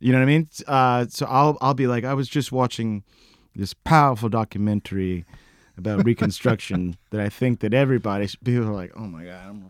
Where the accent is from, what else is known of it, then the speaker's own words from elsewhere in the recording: Texas, United States; moved away; I'm from Texas.